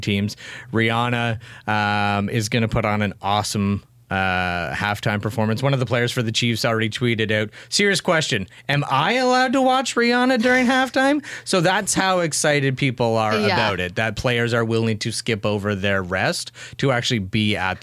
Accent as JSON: {"language": "English", "town": "Kingston", "region": "Ontario", "country": "Canada", "tie": "born or raised there", "also_born_or_lived": "Kitchener", "moved": "as an adult", "lives_now": "Belleville, Canada", "said": "I grew up in Kingston where there were 9 high schools."}